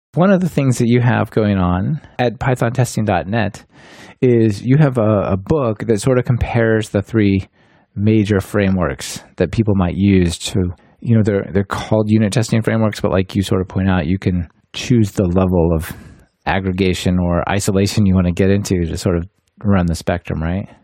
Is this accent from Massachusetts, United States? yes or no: no; Portland, Oregon, United States; moved away as an adult; now in Germany; we are both from Portland